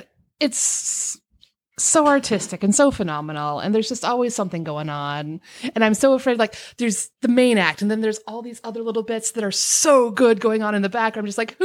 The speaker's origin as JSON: {"language": "English", "town": "Rapid City", "region": "South Dakota", "country": "United States", "said": "Rapid City, South Dakota."}